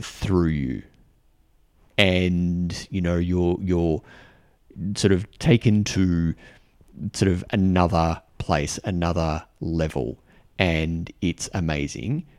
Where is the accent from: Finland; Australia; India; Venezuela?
Australia; I'm an Australian guy